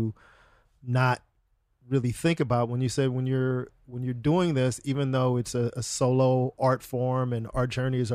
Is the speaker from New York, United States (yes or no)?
no; Los Angeles, California, United States; I live in LA. I grew up here. I'm born here